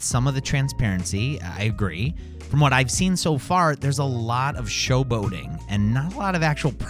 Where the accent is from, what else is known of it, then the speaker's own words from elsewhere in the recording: Cleveland, Ohio, United States; It was right here in my hometown.